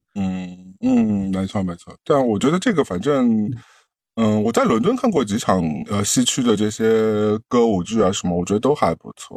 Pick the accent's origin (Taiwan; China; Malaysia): China; Shanghai; 我上嗯海人